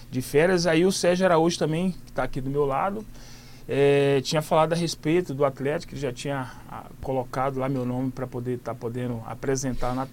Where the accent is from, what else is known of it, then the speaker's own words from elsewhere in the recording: Ipatinga, Minas Gerais, Brazil; also born or lived in Nova Venécia, Espírito Santo; Sou natural de Nova Venécia, né? Espírito Santo. Nasci e menos de dois anos de idade já estava morando em Ipatinga, né? interior de Minas